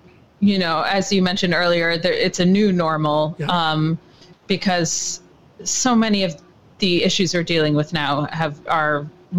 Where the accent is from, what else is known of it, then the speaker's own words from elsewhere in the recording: Atlanta, Georgia, United States; now in New York City, United States; Yes, I actually was born here. I was born only a couple blocks from where I live now, which is a fun, because I grew up in Atlanta, so my childhood was down there, but then I made my way back.